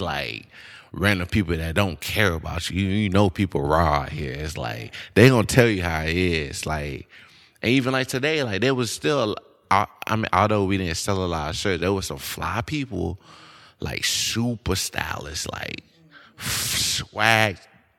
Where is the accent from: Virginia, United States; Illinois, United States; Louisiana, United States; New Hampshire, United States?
Louisiana, United States; Shreveport; Like, I grew up in Bossier, Shreveport, Louisiana, but I was just in crazy situations that I have no business being in.